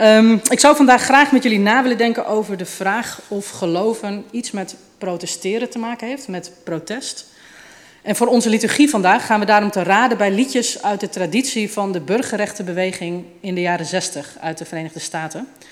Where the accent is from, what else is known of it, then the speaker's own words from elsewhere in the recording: Utrecht, Netherlands; Ik kom uit Utrecht